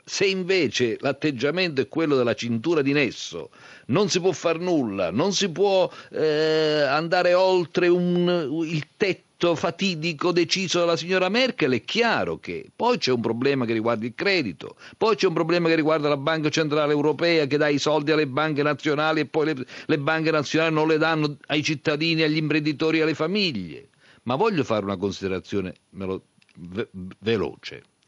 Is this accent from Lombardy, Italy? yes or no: no; Basilicata, Italy; io sono lucano